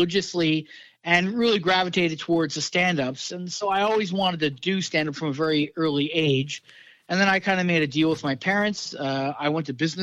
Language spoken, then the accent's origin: English; Brantford, Ontario, Canada; also born or lived in Los Angeles / London, England / Vancouver; now in Toronto, Canada; I grew up in Brantford, Ontario.